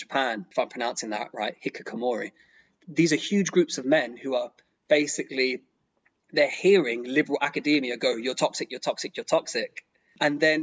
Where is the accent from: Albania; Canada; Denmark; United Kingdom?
United Kingdom; London; I grew up in London, extremely multicultural.